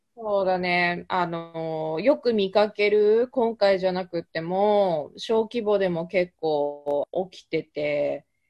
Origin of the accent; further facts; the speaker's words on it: Japan; moved away as an adult; now in United States; 生まれ育ったのも日本